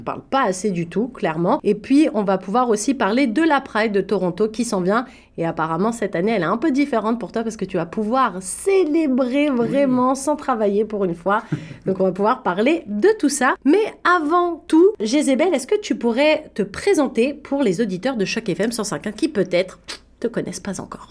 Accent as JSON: {"language": "French", "country": "France", "tie": "born or raised there", "said": "Quand moi j'ai grandi en France"}